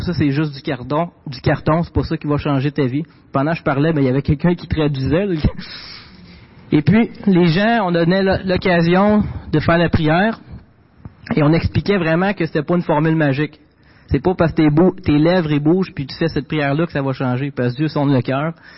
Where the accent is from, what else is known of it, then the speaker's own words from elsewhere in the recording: Quebec, Canada; j'ai grandi dans une famille québécoise. Je viens du Québec